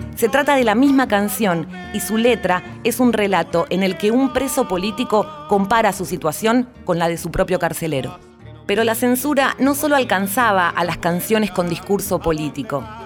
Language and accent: Spanish; Argentina